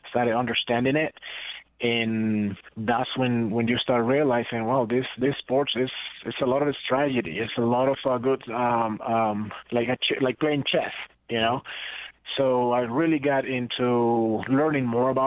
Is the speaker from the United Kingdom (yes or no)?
no; Costa Rica; English is a second language; also born or lived in Guatemala; growing up in Central America, you know, Costa Rica and Guatemala, it was more about soccer